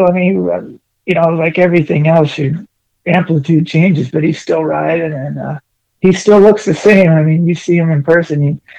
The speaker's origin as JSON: {"language": "English", "town": "Newport Beach", "region": "California", "country": "United States", "tie": "born or raised there", "said": "was born and raised in Orange County, Newport Beach. Graduated out of Cypress High School"}